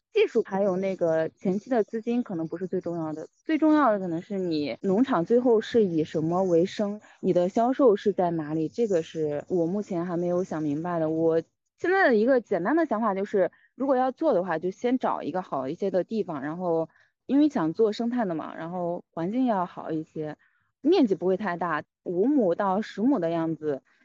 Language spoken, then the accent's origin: Chinese; Fuyang, Anhui, China; moved away; 我是来自安徽濮阳